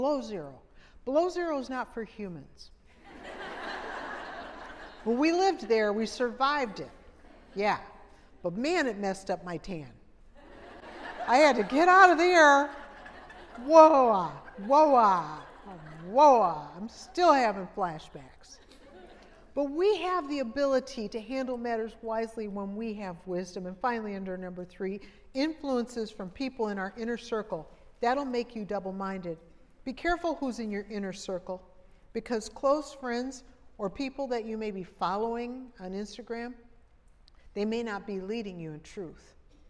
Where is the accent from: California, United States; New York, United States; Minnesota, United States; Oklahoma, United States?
Minnesota, United States; now in Pensacola, United States; But I'm from Minnesota before I moved to Pensacola, and you could see your breath in the air.